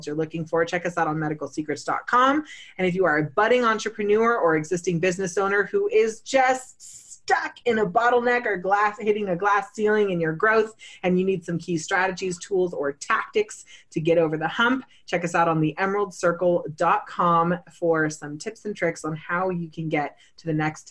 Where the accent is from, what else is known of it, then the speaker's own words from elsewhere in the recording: San Diego, California, United States; I grew up in San Diego